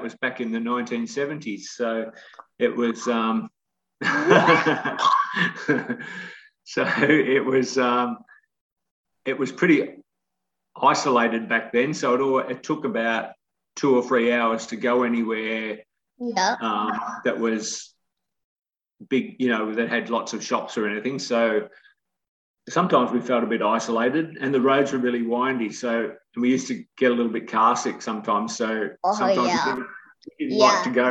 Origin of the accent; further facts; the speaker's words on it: Korumburra, Victoria, Australia; also born or lived in Apollo Bay, Victoria; We lived in Currumburra for about 12 years